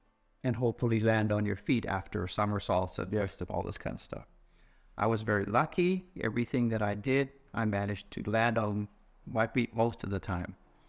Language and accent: English; Vancouver, British Columbia, Canada; Well, I was born in Canada, spent most of my time in Vancouver.